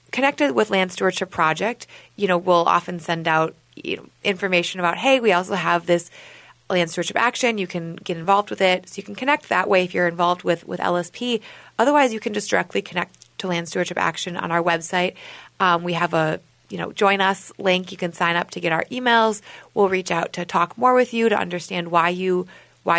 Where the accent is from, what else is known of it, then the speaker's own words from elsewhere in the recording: Minnesota, United States; I'm from Minnesota originally